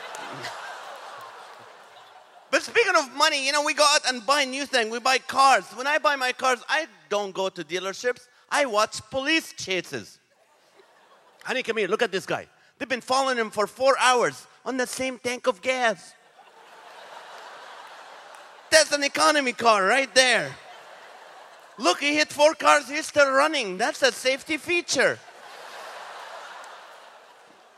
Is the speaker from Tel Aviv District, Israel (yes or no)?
no; Nazareth, Northern District, Israel; now in United States; I was born in the city of Nazareth in Israel.